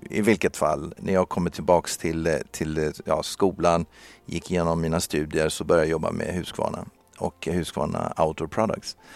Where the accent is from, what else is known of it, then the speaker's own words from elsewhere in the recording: Brazil; now in Sweden; jag var uppvuxen i Brasilien och där körde jag motorcykel